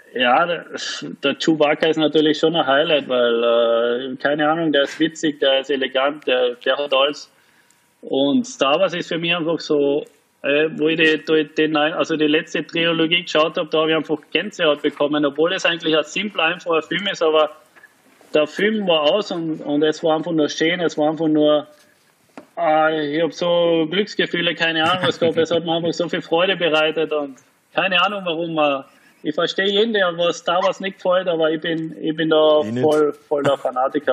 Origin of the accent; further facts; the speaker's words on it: Carinthia, Austria; now in Frankfurt, Germany; Als Kärntner zumindest einmal äh, ein, zwei Jahre Profi in Kärnten